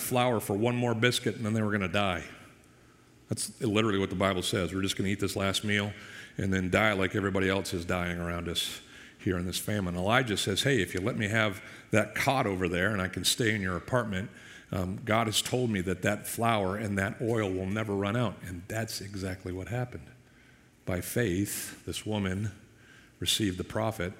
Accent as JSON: {"language": "English", "town": "Boston", "region": "Massachusetts", "country": "United States", "tie": "born or raised there", "moved": "yes", "lives_now": "Tampa area, United States", "said": "I grew up in the Northeast with, Boston as kind of my town"}